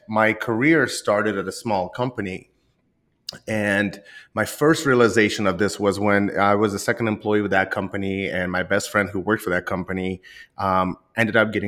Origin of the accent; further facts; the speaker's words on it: Rostov, Yaroslavl Oblast, Russia; now in United States; I originally was born in Russia, and I was born in a small town called Rostov, just southeast of Moscow